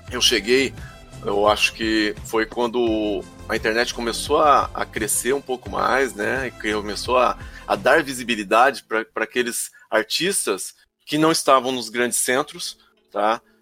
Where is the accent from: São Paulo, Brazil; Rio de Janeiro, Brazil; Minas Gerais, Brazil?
São Paulo, Brazil; interior of; eu não sou de São Paulo. Eu não sou da capital. Sim. Tá? Eu sou do interior.